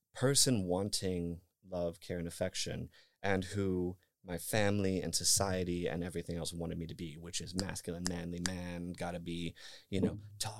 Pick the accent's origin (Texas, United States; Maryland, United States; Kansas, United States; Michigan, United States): Michigan, United States; northern; moved away; I am from Michigan. I am from, I am from, uh, northern Michigan, actually, deep, deep in the country.